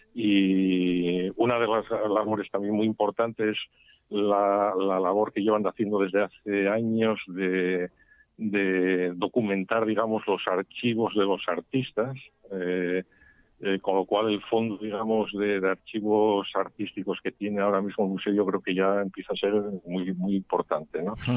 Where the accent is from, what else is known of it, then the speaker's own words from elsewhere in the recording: Mieres, Asturias, Spain; also born or lived in Gijón; yo nací, soy natural de Mieres